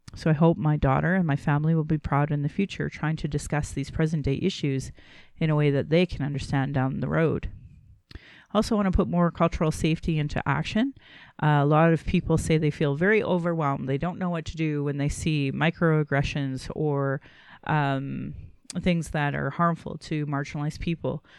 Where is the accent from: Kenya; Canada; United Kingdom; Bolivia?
Canada; Calgary, Alberta; I was born in Calgary